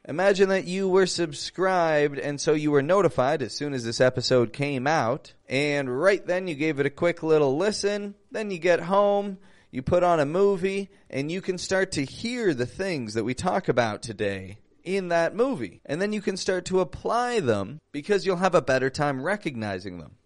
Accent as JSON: {"language": "English", "town": "Toronto", "region": "Ontario", "country": "Canada", "also_born_or_lived": "Mexico", "said": "I'm from Toronto, Canada"}